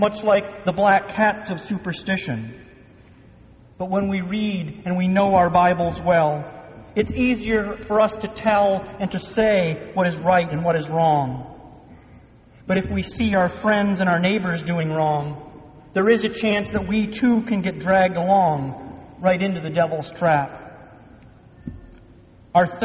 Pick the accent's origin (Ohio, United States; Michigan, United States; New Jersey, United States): Michigan, United States; Growing up in Michigan, nothing important ever seemed to come to our little suburban town